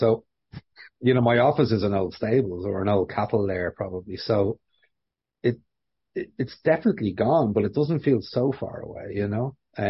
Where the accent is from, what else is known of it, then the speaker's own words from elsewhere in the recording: Dublin, Leinster, Ireland; also born or lived in Stoneybatter, Dublin; I'm from the South Side, you know, and I moved here in the 90s